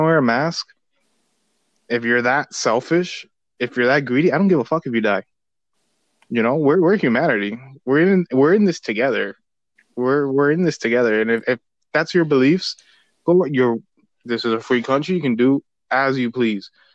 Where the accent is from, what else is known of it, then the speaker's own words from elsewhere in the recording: United States; we're both Americans. We're both born here